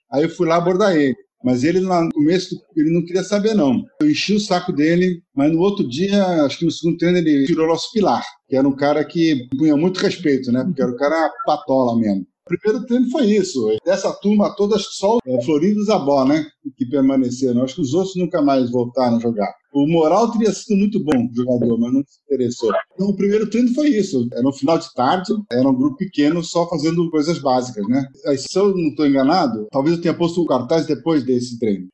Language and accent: Portuguese; São Paulo, Brazil; moved away as an adult; also born or lived in Rio de Janeiro; now in Rome, Italy; Eu vim de São Paulo